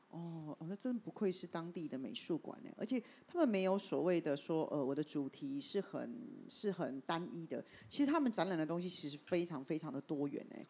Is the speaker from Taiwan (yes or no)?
yes; Taipei, Taiwan; 因为我住台北嘛